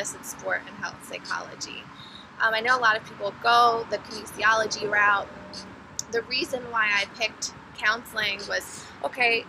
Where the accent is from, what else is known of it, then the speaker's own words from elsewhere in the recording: Philadelphia, Pennsylvania, United States; also born or lived in East Carolina; I grew up in Philadelphia, or outside of Philadelphia in the suburbs